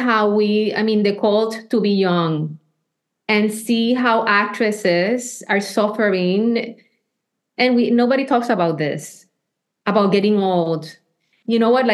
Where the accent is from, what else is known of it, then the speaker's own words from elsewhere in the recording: Puerto Rico; I was born in Puerto Rico.